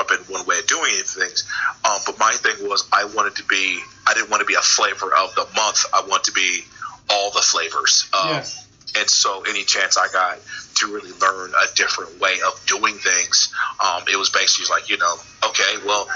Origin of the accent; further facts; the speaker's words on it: White Plains, New York, United States; moved away as an adult; I'm originally from New York, from White Plains, Mount Vernon area, Westchester mm-hmm. County. Came down here kind of to go to school, and I never really left